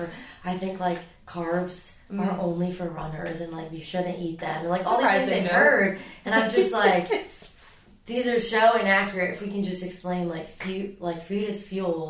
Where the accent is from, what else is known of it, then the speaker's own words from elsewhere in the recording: Dubai, United Arab Emirates; moved away; I grew up in Dubai, where it is 100 plus degrees